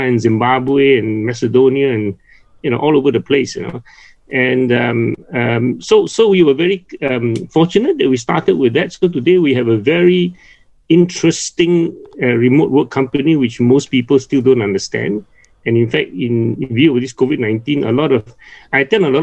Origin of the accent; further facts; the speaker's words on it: Penang, Malaysia; moved away; I'm originally from Penang.